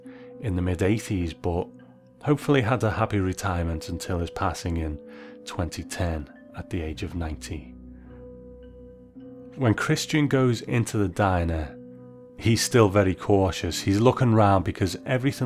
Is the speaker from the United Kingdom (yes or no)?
yes; United Kingdom; As a Brit